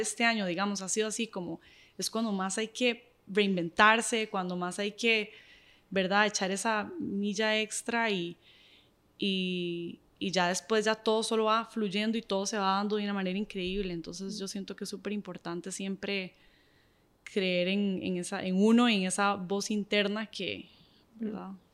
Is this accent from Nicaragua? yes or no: yes; Nicaragua; soy nicaragüense y soy súper orgullosa de ser nicaragüense